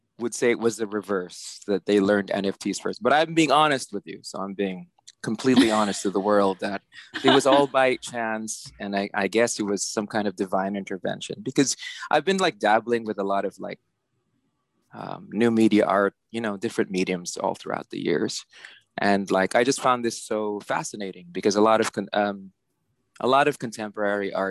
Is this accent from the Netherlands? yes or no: no; San Juan, Metro Manila, Philippines; moved away as an adult; also born or lived in New York City, United States; now in New York, United States; I was born and raised in Manila. So, yeah. I was born in San Juan.